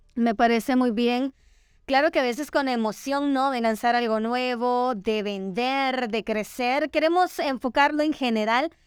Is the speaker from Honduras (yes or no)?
yes; Honduras; nos enorgullece a todos como hondureños